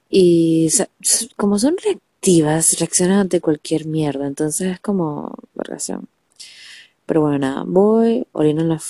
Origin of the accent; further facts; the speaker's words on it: Venezuela; now in Argentina; sí, yo soy venezolana, pero vivo en Argentina, y en Argentina todo es al revés